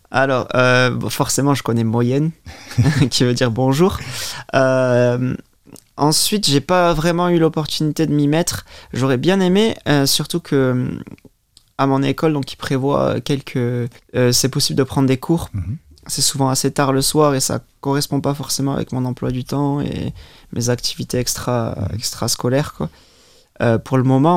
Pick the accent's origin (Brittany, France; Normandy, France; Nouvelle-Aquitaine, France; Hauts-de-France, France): Nouvelle-Aquitaine, France; Biarritz; first language French; moved away as an adult; also born or lived in England; now in Luxembourg; je suis né euh, au Pays Basque, donc à Biarritz. je me considère moi-même d'ailleurs basque avant, avant français